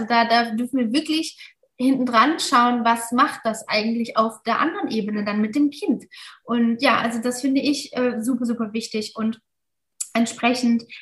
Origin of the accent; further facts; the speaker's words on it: Mainz, Rhineland-Palatinate, Germany; wir sind aus Mainz eigentlich und Tram-Trabach ist eine Stunde entfernt.